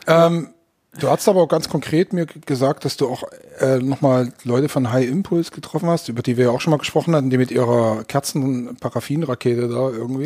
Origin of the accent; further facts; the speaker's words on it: Germany; wir Deutschen